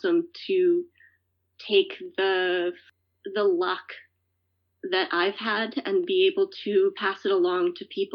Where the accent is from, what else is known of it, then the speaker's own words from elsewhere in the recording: Alabama, United States; moved away as an adult; now in North Bennington, United States; I grew up mostly in Alabama